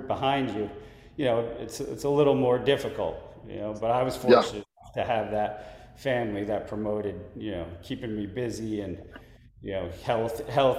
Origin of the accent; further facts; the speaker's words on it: Westchester County, New York, United States; moved away; I grew up in Westchester, New York, so Westchester County down by New York